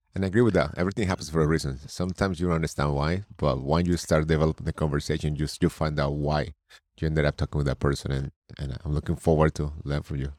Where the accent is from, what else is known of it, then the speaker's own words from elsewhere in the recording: Colombia; also born or lived in New York State; now in New York, United States; I'm originally from Colombia. I live in New York State.